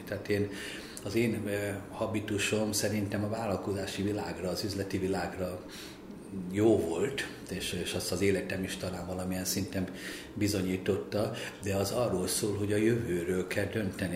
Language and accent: Hungarian; Hungary; engem úgy neveltek, hogy legyek örül, örüljek neki, hogy magyar vagyok